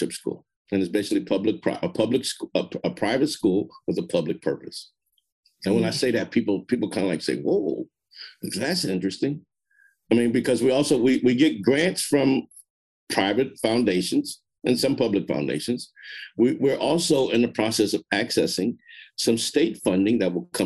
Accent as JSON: {"language": "English", "town": "Marin City", "region": "California", "country": "United States", "said": "I'm from Marin City. I know the community"}